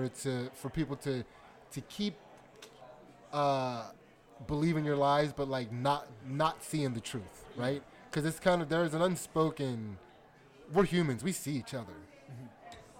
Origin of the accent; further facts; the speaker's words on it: Pottstown, Pennsylvania, United States; I grew up in Pottstown, Pennsylvania.